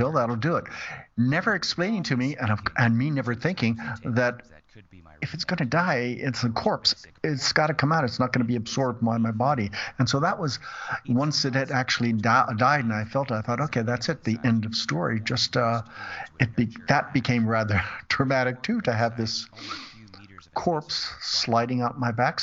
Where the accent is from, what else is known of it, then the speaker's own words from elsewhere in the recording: California, United States; moved away as an adult; also born or lived in Brussels, Belgium; I was born and raised in California.